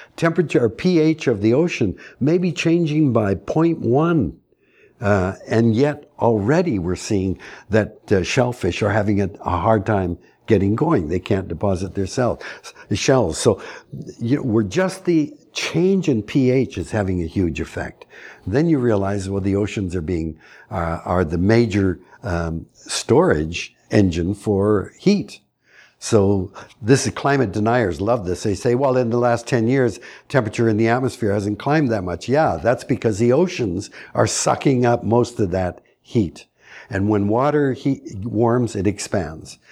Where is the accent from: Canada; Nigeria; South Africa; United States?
Canada; As a Canadian